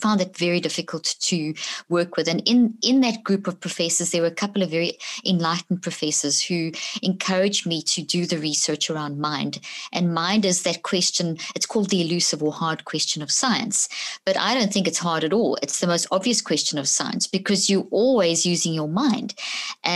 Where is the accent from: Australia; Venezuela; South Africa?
South Africa; also born or lived in Zimbabwe; I was born in Zimbabwe, grew up in South Africa.